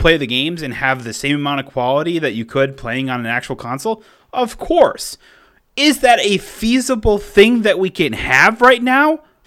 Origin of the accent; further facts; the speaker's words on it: Cross Plains, Wisconsin, United States; now in Middleton, United States; my hometown of Cross Plains